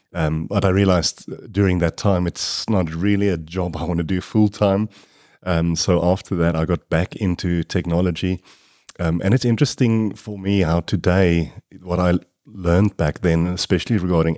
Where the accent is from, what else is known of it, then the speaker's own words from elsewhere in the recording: Kempton Park, Gauteng, South Africa; I was born in Kempton Park and I grew up there.